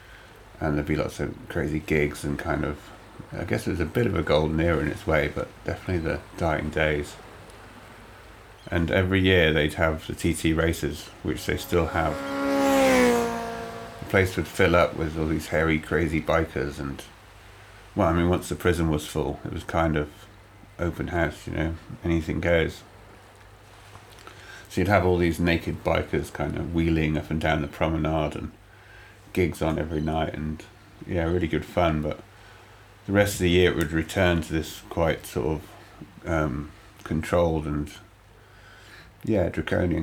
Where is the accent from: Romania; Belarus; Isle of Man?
Isle of Man; Douglas; moved away; also born or lived in Andover, England / Tidworth, England / London, England; I grew up on a small island where they still used to flog people when I was young.